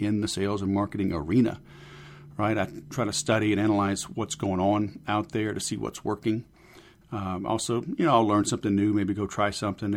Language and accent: English; Baton Rouge, Louisiana, United States; moved away; also born or lived in Houston, Texas; Fellow Southerner. I grew up in Baton Rouge and then Houston